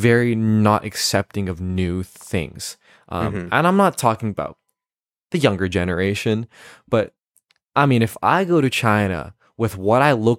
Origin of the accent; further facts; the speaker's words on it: Canada; but that's because I'm Canadian, right?